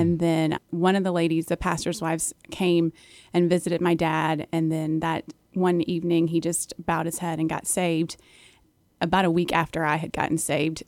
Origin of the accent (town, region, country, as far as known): Charlottesville, Virginia, United States; born or raised there